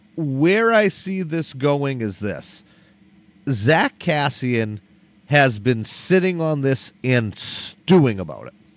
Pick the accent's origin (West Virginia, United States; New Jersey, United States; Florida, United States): New Jersey, United States; I'm from Jersey